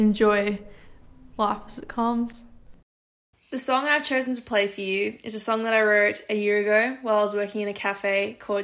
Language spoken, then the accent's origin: English; Lismore, New South Wales, Australia; I'm from Lismore and I'm a singer-songwriter.